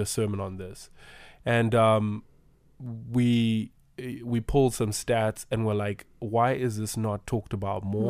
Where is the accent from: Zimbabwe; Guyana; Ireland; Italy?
Zimbabwe; moved away; We are from Zimbabwe. We are from Africa.